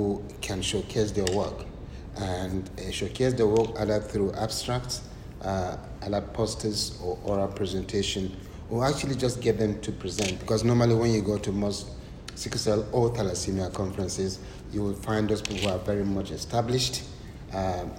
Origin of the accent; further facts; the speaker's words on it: Nigeria; now in United Kingdom; I'm Nigerian. See, I'm Nigerian.